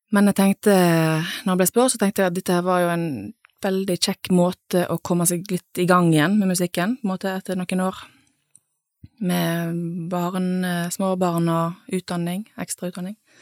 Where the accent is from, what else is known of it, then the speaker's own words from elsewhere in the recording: Nordhordland, Vestland, Norway; moved away as an adult; also born or lived in Bergen; now in Sunnhordland, Norway; jeg eh, er jo fra en litt sånn tilsvarende plass, på en måte, i Nordhordland